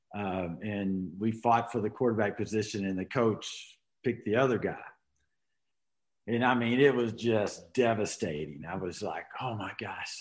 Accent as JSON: {"language": "English", "town": "Arlington", "region": "Texas", "country": "United States", "tie": "born or raised there", "also_born_or_lived": "Houston, Texas / Colorado", "moved": "as an adult", "lives_now": "Montrose, United States", "said": "I was born uh, in Houston, but was raised in Arlington, Texas, there in between Dallas Fort Worth"}